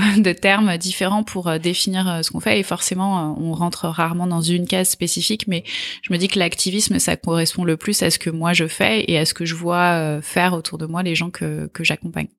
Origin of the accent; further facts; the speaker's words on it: Draveil, Île-de-France, France; also born or lived in Australia / New Zealand; je suis née euh, à Draveil, dans l'Essonne